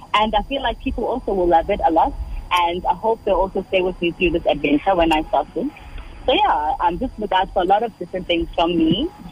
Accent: Durban, KwaZulu-Natal, South Africa; also born or lived in Umlazi; I grew up in Durban

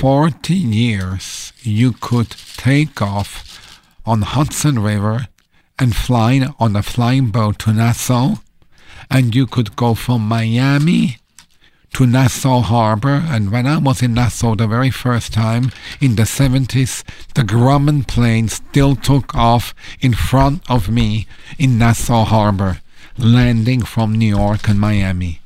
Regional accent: Switzerland; moved away; I'm from Switzerland

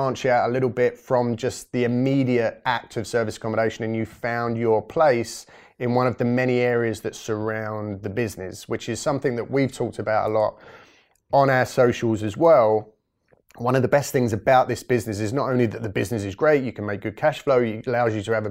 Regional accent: England, United Kingdom; Unfortunately, I'm completely English, but I do like to spend a lot of time overseas in the sun

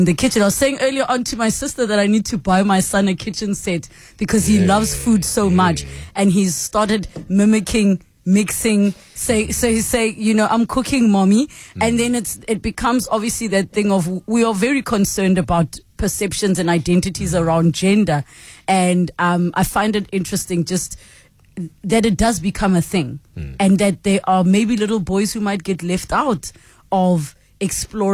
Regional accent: South Africa; as South Africans

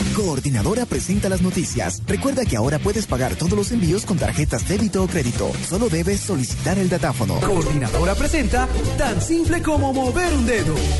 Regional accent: Cúcuta, Norte de Santander, Colombia; now in Punto Fijo, Venezuela; soy de Cúcuta, pero hace muchos años migré para allá, para Venezuela.

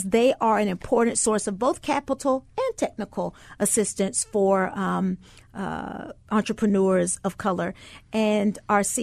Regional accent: the South, United States; I grew up in the South

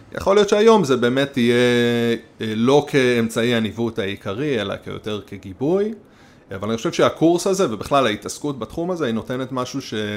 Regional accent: Nahshon, Israel; אני קיבוצניק, לא מהקיבוצים שעל הים

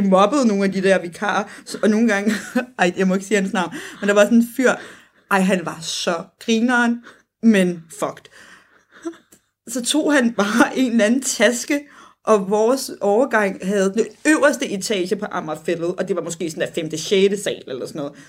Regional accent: Copenhagen, Capital Region of Denmark, Denmark; som københavner

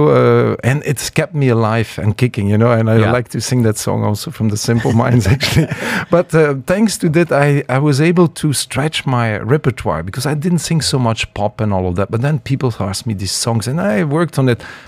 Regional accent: Ghent, Flanders, Belgium; moved away as an adult; now in United Arab Emirates; I am from Belgium. Yes, I'm born in Ghent, you know, my hometown, and I'm 17 years in the UAE.

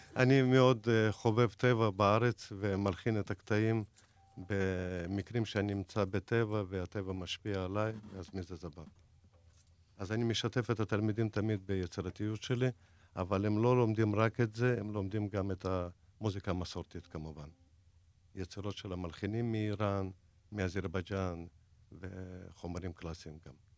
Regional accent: Dagestan, Russia; now in Israel; זה 200 קילומטר מעיר שנולדתי. אני מדגיסטן

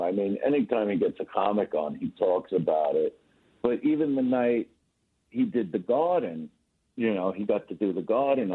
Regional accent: New York City, New York, United States; moved away as an adult; now in Los Angeles, United States; I'm in Manhattan now. I'm from Brooklyn

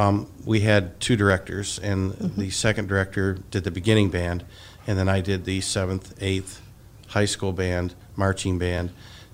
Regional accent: Hastings, Michigan, United States; I grew up in Hastings. I went to Hastings High School

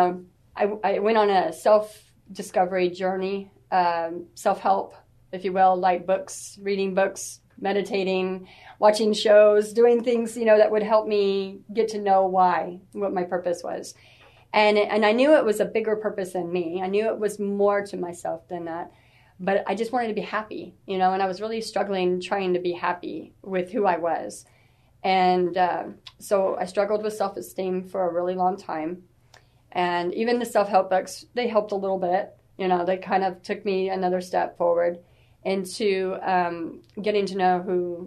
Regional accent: San Antonio, Texas, United States; I am from San Antonio. I'm basically born and raised here.

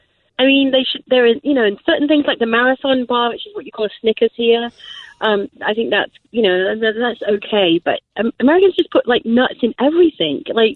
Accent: England, United Kingdom; accent: generalized English; also born or lived in Wales; now in Pacific, United States; I was born in Wales, but I mainly lived in England, so have a generalized English accent.

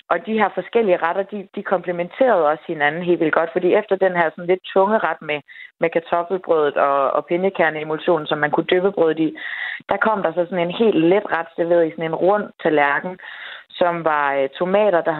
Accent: Denmark; typisk som dansker

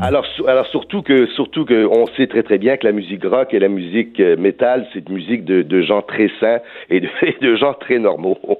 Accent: Villemar, Quebec, Canada; je suis un gars de Villemar, malgré mon accent

